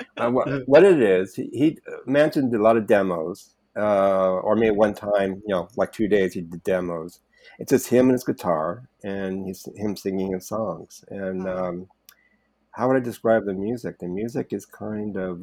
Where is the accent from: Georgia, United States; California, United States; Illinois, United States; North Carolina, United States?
California, United States; Topanga Canyon; I was raised in Topanga Canyon in the '60s